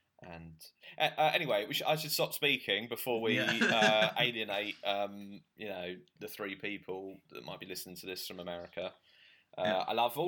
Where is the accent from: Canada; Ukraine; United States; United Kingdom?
United Kingdom; moved away; as a British person